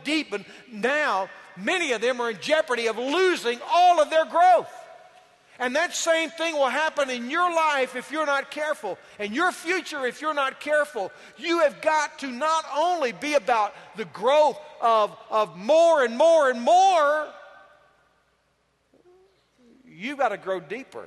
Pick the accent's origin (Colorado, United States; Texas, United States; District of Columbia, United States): Texas, United States; Yoakum; I am from Yoakum, Texas